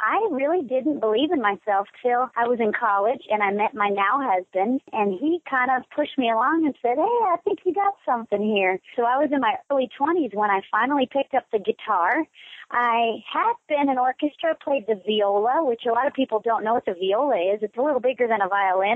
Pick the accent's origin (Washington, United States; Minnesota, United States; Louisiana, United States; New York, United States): Washington, United States; Spokane; also born or lived in Austin, Texas / Nashville, Tennessee; I'm from Washington State. I was born in Spokane, and I lived there all my life.